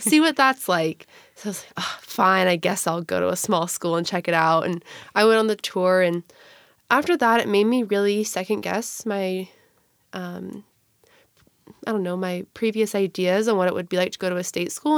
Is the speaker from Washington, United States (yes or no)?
yes; Gig Harbor, Washington, United States; I'm originally from Gig Harbor, Washington